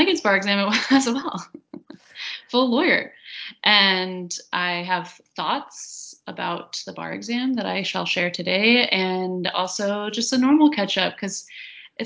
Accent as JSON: {"language": "English", "region": "the South", "country": "United States", "accent": "Southern", "said": "my Southern accent"}